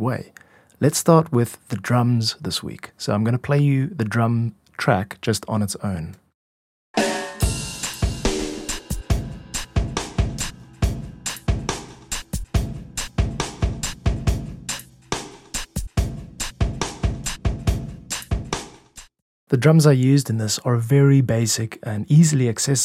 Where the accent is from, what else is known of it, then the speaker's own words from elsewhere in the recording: South Africa; moved away as an adult; also born or lived in Korea; I'm a music composer and producer from South Africa